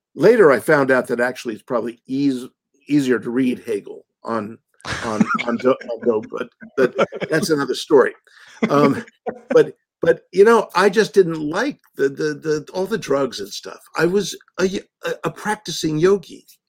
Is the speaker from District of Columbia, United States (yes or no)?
yes; Washington, District of Columbia, United States; I grew up in the Washington, D.C. area